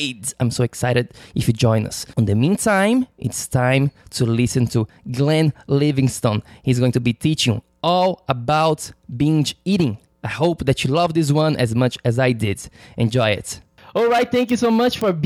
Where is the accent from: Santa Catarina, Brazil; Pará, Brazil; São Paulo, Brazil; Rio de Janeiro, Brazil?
Santa Catarina, Brazil; Florianópolis; moved away; my hometown in Florianópolis, in the south of Brazil